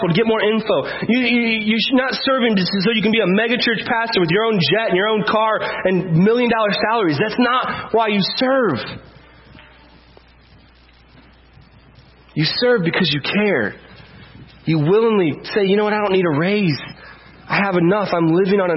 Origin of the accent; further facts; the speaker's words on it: United States; we're white and we're from America